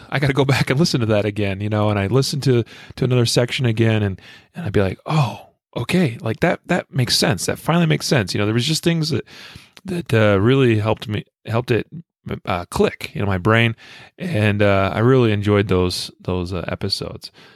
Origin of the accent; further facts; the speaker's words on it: Idaho, United States; I am from Idaho